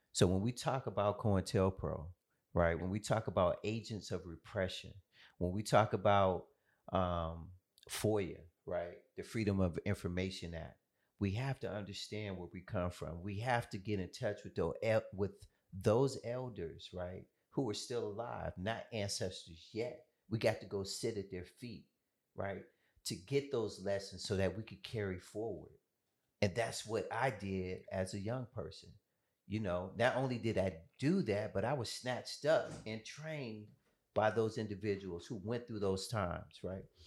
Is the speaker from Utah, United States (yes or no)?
no; Oakland, California, United States; moved away; also born or lived in Atlanta, Georgia; I was born in Oakland, California